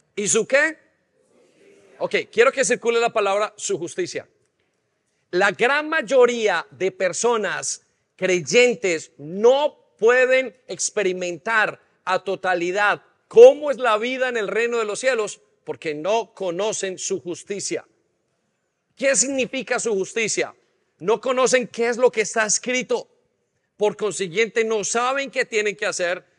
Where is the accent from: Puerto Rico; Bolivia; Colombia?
Colombia; now in England, United Kingdom; nosotros nacimos, los que nacieron en Colombia, nacimos dentro de un conflicto armado